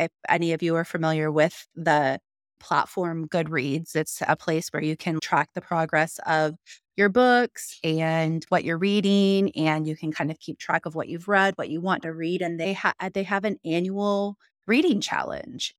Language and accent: English; Missouri, United States; now in Texas, United States; I grew up in Missouri